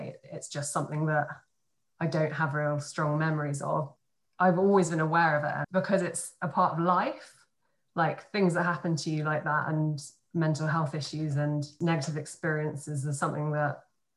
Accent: Guildford, South East England, United Kingdom; also born or lived in Isleworth, London; I was born in Isleworth in West London with my mum and dad. And then we moved down to Guildford when I was about, I don't know, one or two probably

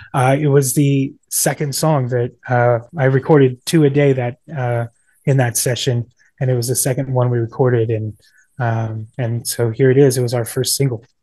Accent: Ashland, Kansas, United States; moved away as an adult; also born or lived in Northern Virginia; Ashland, Kansas, my hometown

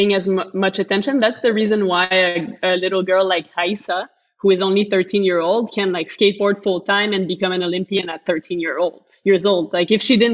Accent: Montreal, Quebec, Canada; I'm from Montreal

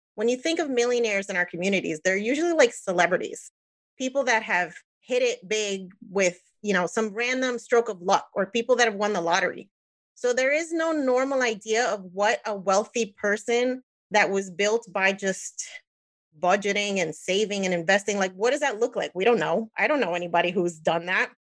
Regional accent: New Jersey, United States; moved away as an adult; now in Florida, United States; I'm Puerto Rican, born and raised in New Jersey, now in Florida

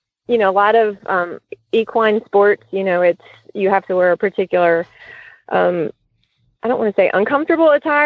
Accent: Cincinnati, Ohio, United States; I grew up in Cincinnati

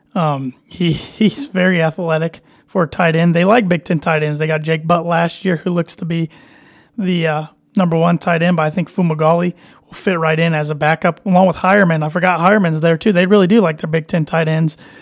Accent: Indiana, United States; I'm from Indiana

